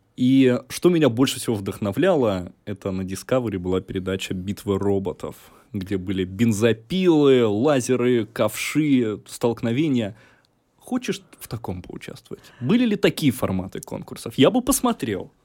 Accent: Rostov Oblast, Russia; я из Ростовской области, и, разумеется, у меня вся семья связана была с этим всегда

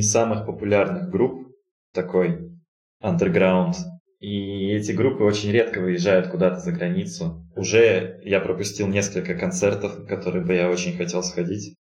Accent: Novosibirsk, Novosibirsk Oblast, Russia; moved away as an adult; also born or lived in Saint Petersburg; now in Astana, Kazakhstan; родился я в городе Новосибирск, прожил там почти 30 лет

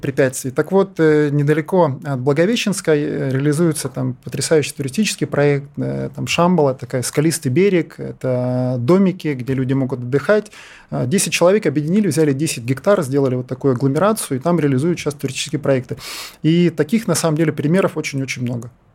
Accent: Yakutia, Sakha Republic, Russia; Я сам вырос в Якутии

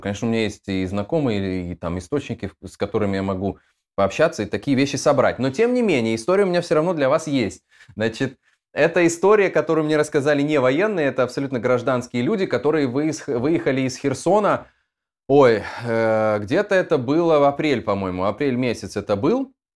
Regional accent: Dnestrovsk, Transnistria, Moldova; moved away as an adult; also born or lived in Tiraspol, Moldova / Odesa, Ukraine; я родился, в, если быть точным, в городе Днестровск в Молдове

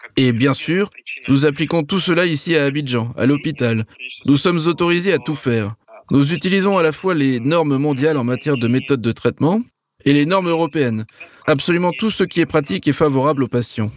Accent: Russia; moved away as an adult; now in Côte d'Ivoire; je suis originaire de Russie

